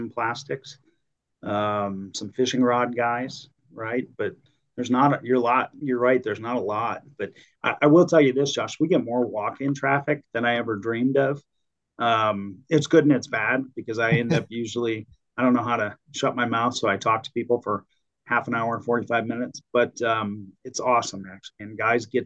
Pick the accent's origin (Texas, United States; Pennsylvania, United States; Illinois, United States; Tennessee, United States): Illinois, United States; moved away as an adult; now in Arizona, United States; I grew up in the Midwest, so back in Illinois